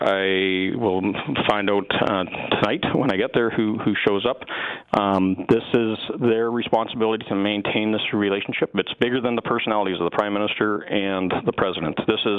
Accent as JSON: {"language": "English", "country": "Canada"}